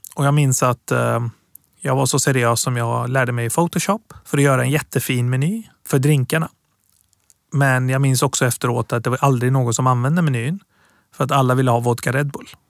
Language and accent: Swedish; Gothenburg, Västra Götaland, Sweden; Swedish is a second language; moved away as an adult; also born or lived in Tehran, Iran / Piteå, Sweden; now in Stockholm, Sweden; Jag är uppväxt i Göteborg, men bor i Stockholm sedan